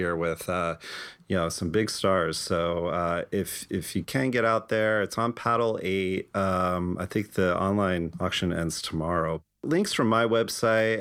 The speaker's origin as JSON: {"language": "English", "region": "New Jersey", "country": "United States", "moved": "yes", "lives_now": "Los Angeles, United States", "said": "I'm originally from New Jersey"}